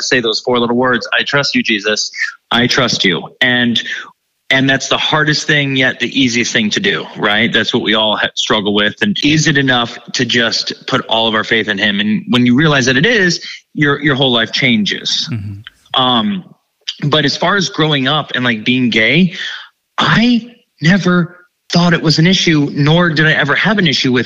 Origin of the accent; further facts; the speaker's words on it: Ohio, United States; I grew up in Ohio, small town, grew up total like theater nerd in the community.